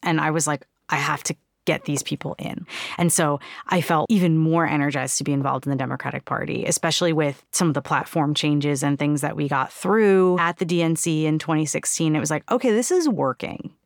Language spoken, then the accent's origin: English; New York City, New York, United States; Growing up in New York City in, like, super progressive, very radical kind of circles